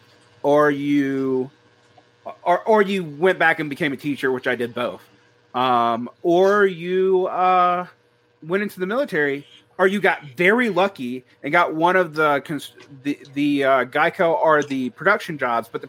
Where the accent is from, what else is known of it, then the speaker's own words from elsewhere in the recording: Georgia, United States; I'm from Georgia.